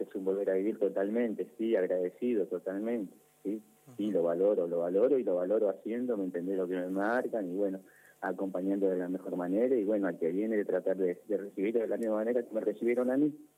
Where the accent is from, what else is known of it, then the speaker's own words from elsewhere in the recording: Banfield, Buenos Aires Province, Argentina; yo soy de Banfield. Soy de Banfield